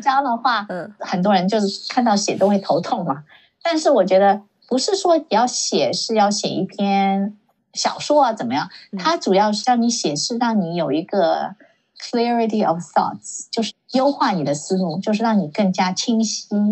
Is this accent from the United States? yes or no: yes; Silicon Valley, California, United States; also born or lived in China; 我没有在别的城市住过， 然后， 然后呢，我在这里长大